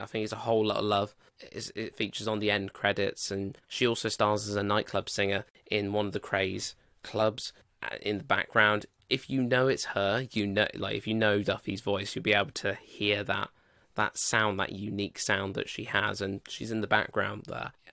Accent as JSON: {"language": "English", "country": "United Kingdom"}